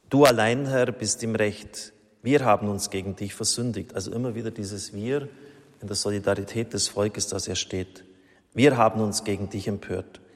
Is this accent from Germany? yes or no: yes; Germany; als Deutsche